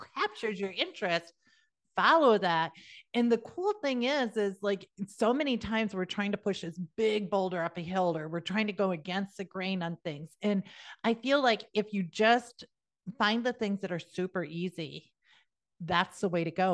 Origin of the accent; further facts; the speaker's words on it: South Dakota, United States; moved away; also born or lived in Georgia; I'm originally from South Dakota